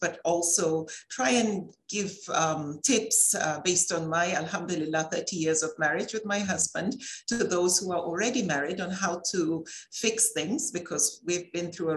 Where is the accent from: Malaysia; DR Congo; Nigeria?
Nigeria; I grew up in Nigeria